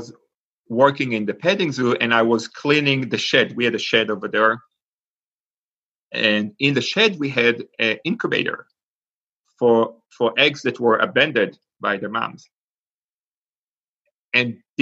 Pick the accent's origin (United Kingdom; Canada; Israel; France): Israel; English is a second language; now in Pittsburgh, United States; I grew up in Israel. And for those of us that know anything about Israel, beside what the news show, I grew up in a kibbutz